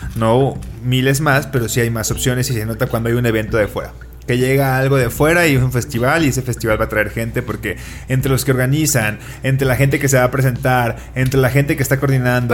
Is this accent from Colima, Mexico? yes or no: yes; Colima, Mexico; now in Mexico City, Mexico